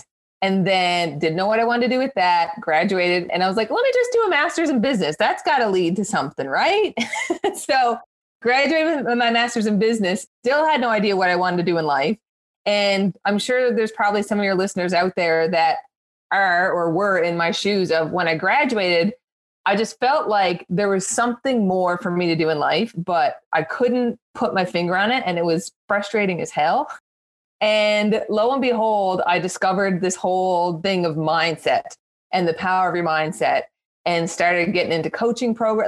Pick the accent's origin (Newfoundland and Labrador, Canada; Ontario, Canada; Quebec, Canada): Newfoundland and Labrador, Canada; I'm also a Newfoundlander like Gina